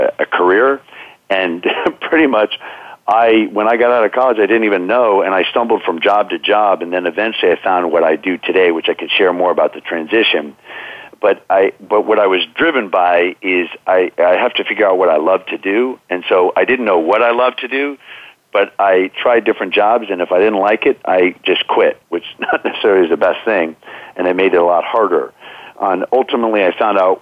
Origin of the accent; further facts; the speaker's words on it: Bethesda, Maryland, United States; I grew up in Bethesda, Maryland.